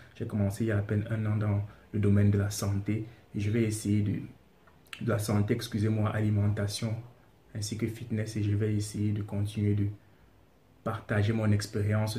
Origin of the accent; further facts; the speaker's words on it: Cameroon; now in Senegal; Je suis camerounais, je réside au Sénégal